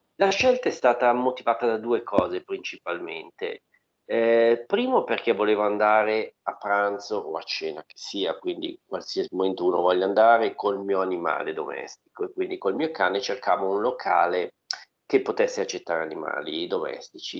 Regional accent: Milan, Lombardy, Italy; Da buon milanese

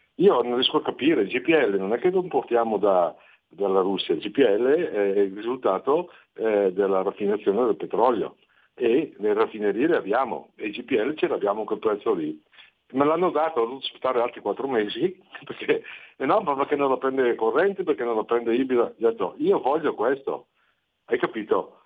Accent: Bergamo, Lombardy, Italy; sono di Bergamo

